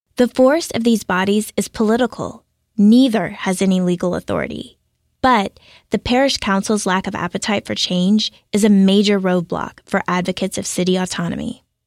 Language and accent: English; Baton Rouge, Louisiana, United States; now in Lafayette, United States; I am from Baton Rouge, Louisiana